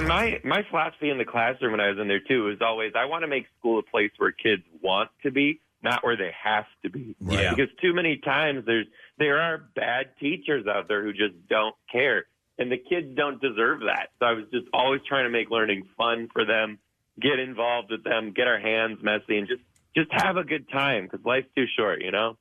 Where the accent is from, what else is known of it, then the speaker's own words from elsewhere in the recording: Detroit, Michigan, United States; I'm from Detroit